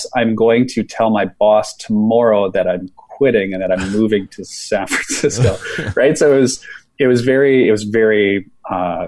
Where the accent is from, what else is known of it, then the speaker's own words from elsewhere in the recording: Saskatchewan, Canada; moved away as an adult; I'm from Saskatchewan